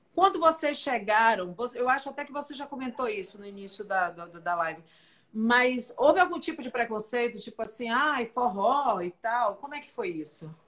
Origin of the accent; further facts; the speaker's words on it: Northeast Region, Brazil; eu sou mais nordestina que você